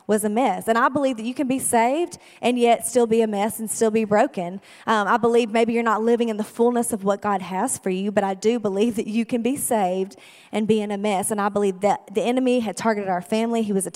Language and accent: English; El Dorado, Arkansas, United States; I was born and raised in El Dorado, Arkansas